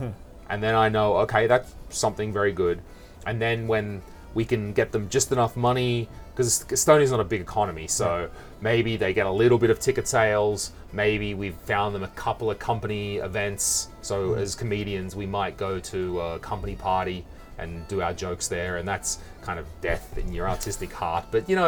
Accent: Australia; accent: Australian; I have also scrubbed off my Australian accent for the most part.

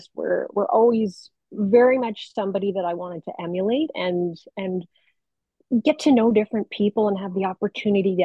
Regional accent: Hamilton, Ontario, Canada; I grew up in Hamilton, Ontario, born, raised, and kind of never left

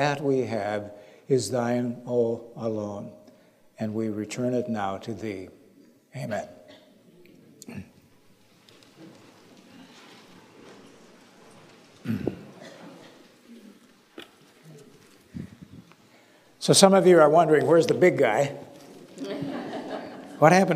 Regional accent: Minnesota, United States; now in Naples, United States; I'm originally from Minnesota

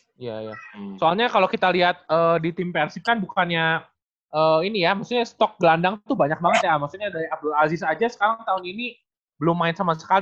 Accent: Bandung, West Java, Indonesia; sebagai si perwakilan orang Bandung

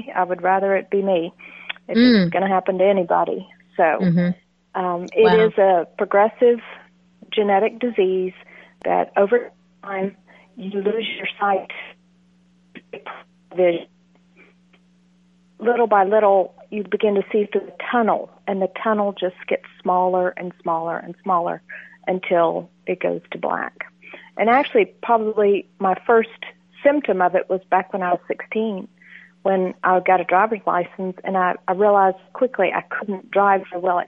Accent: Texas, United States; I'm from Texas

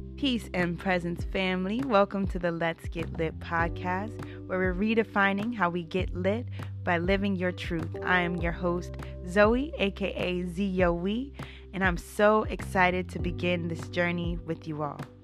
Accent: Northern Virginia, United States; I'm born and raised in Northern Virginia, A K A Nova, A K A D M V. Been here my entire twenty-eight years of life

